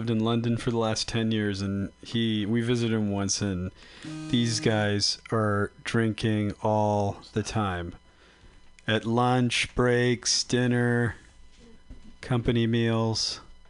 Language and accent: English; Philippines; I am Filipino.